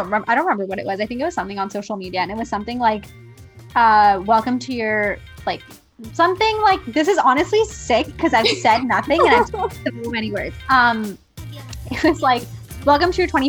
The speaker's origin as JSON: {"language": "English", "country": "India", "moved": "yes", "said": "if I've left India, does that mean that I'm no longer in touch with what being Indian means?"}